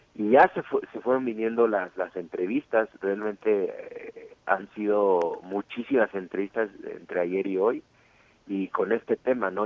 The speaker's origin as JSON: {"language": "Spanish", "country": "Mexico", "said": "soy, soy mexicano 100%"}